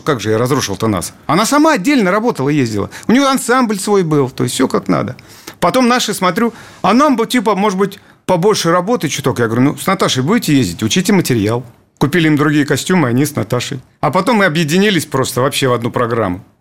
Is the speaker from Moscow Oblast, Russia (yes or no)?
yes; Dolgoprudny, Moscow Oblast, Russia; мы просто местные